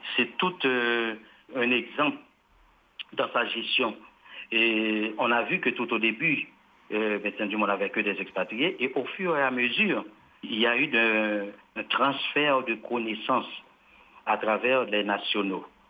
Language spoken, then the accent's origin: French; Haiti; En tant qu'haïtien, je parle en tant qu'haïtien